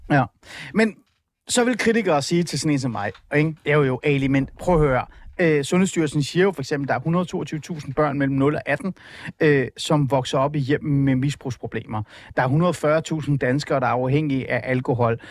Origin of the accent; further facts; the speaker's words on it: Iran; Danish is a second language; now in Denmark; jeg er flygtning fra Iran